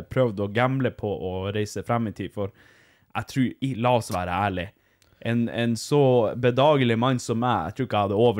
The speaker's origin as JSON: {"language": "Norwegian", "country": "Norway", "said": "Vi er jo samer sjøl."}